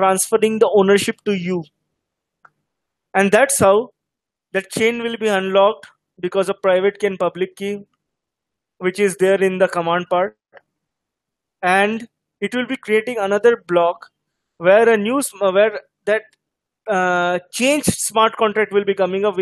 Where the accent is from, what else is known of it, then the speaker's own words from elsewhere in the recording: Hyderabad, Telangana, India; I am from Hyderabad